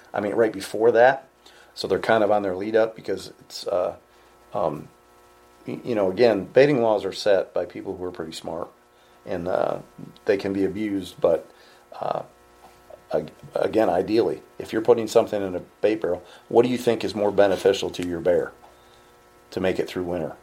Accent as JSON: {"language": "English", "region": "New York", "country": "United States", "said": "I'm from New York"}